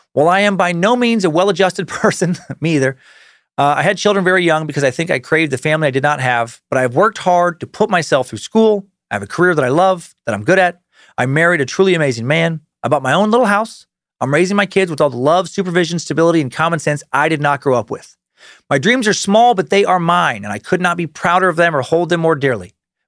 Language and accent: English; Michigan, United States; I grew up in Michigan, so both my parents became eager participants in this absolute garbage back in the 70s before I was born.